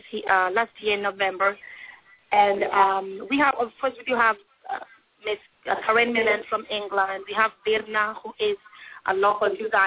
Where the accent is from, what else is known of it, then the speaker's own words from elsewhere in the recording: Iceland; moved away; I'm from Iceland